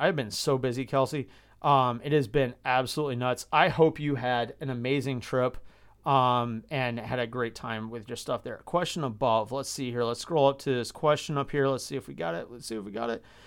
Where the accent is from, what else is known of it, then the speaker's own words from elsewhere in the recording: Georgia, United States; moved away as an adult; now in Midwest, United States; I grew up in Georgia